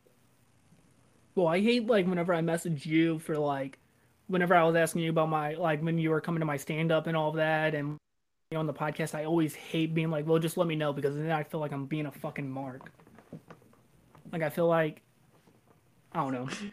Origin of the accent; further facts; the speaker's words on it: Arnold, Missouri, United States; I'm from like Jefferson County, so like Arnold